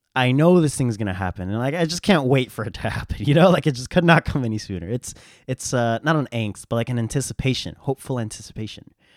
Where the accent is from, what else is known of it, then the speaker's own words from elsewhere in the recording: United States; We, in America, in my context, I'm an American